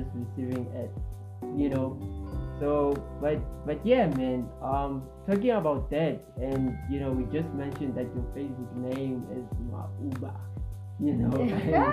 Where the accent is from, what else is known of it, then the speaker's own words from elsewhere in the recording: South Africa; we need as South African youth